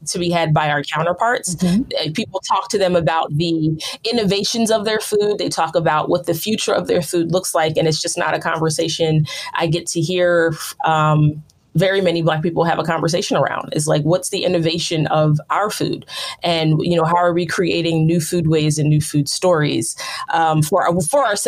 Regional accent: outside of Philadelphia, Pennsylvania, United States; I grew up outside of Philadelphia.

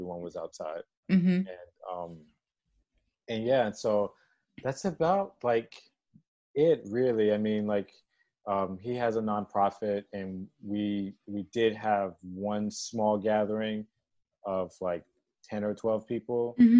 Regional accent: Maryland, United States; now in Odenton, United States; So I was born in D.C.

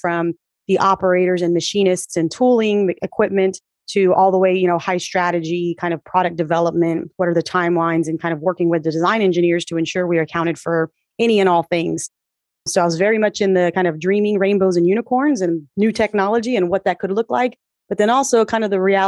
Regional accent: South Texas, United States; moved away as an adult; also born or lived in Milwaukee, Wisconsin; I'm originally from South Texas, a fourth generation Tejana

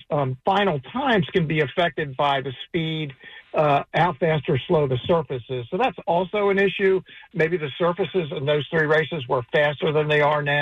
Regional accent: Baltimore, Maryland, United States; moved away; I grew up in Baltimore, so I'm a Preakness guy.

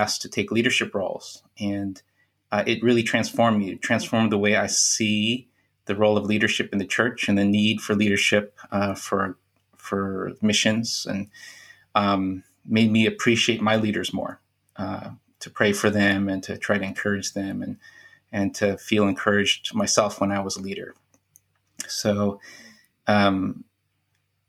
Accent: United States; moved away as an adult; also born or lived in Central Asia; I grew up in America

